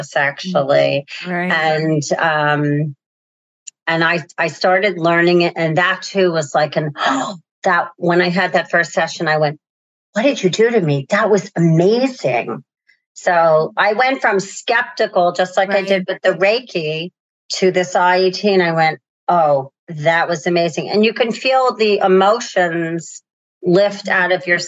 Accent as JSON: {"language": "English", "region": "Northeast", "country": "United States", "said": "I'm from the Northeast"}